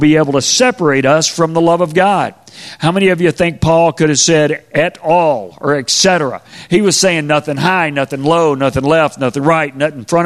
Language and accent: English; Spring, Texas, United States; I grew up in Spring, Texas